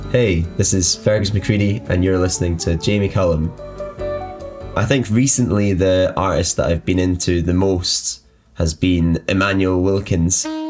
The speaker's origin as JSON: {"language": "English", "area": "Glasgow and Edinburgh", "region": "Scotland", "country": "United Kingdom", "tie": "born or raised there", "also_born_or_lived": "Inverness", "said": "I was born in Inverness and then lived between Glasgow and Edinburgh for a lot of my life"}